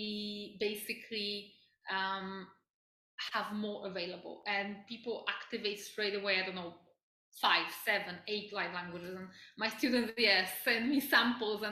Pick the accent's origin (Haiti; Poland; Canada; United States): Poland; moved away; I grew up in Poland